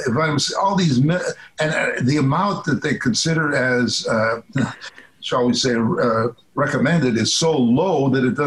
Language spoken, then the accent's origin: English; Midwest Canada, the Prairies, Canada; I was brought up in Midwest Canada, cold